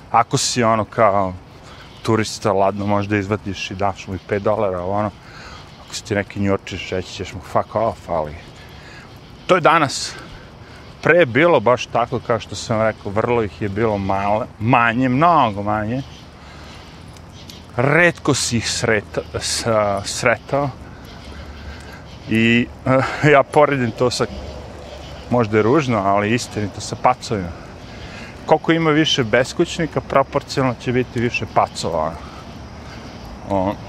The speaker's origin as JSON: {"language": "Croatian", "country": "Serbia", "moved": "yes", "lives_now": "New York, United States", "said": "Ja, kao neki lik koji dolazim iz Srbije"}